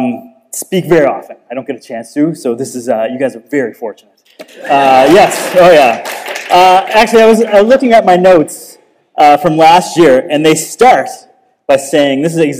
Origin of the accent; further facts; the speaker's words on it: Cape Breton, Nova Scotia, Canada; we're both from Cape Breton